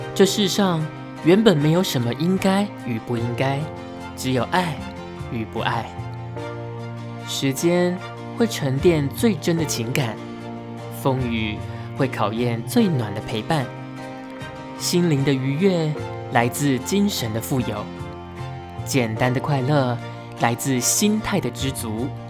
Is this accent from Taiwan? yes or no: yes; Pingtung County, Taiwan; moved away as an adult; also born or lived in Tainan; now in Taipei, Taiwan; 而且我是屏东人